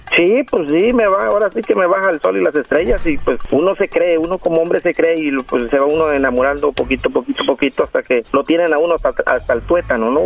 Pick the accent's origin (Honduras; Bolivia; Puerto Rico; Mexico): Mexico; moved away as an adult; now in Los Angeles, United States; Yo soy mexicano de gusto colorado